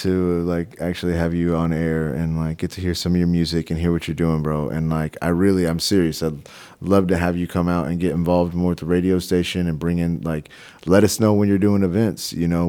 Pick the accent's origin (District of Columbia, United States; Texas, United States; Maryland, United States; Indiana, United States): Texas, United States; Like I'm from Texas, and I never expected to see that many Confederate flags flying in the Northwest.